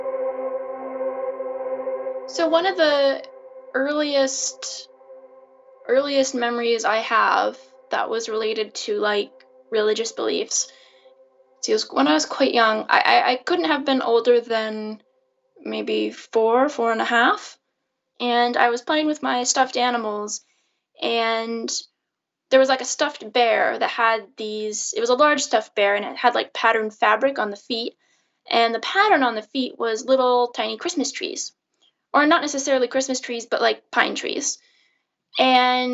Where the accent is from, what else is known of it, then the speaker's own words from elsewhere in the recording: the Northwest, Pacific Northwest, United States; moved away as an adult; now in Belgium; I grew up in the Northwest in the United States.